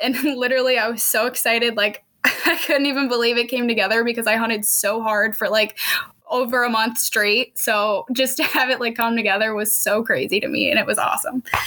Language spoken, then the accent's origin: English; Pennsylvania, United States; moved away as an adult; also born or lived in Missouri; now in Kansas, United States; I am originally from Pennsylvania